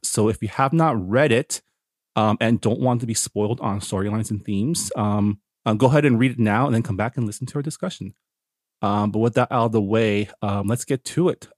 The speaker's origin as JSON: {"language": "English", "town": "Toronto", "region": "Ontario", "country": "Canada", "tie": "born or raised there", "said": "I was born in Toronto, so I grew up in in, in the West"}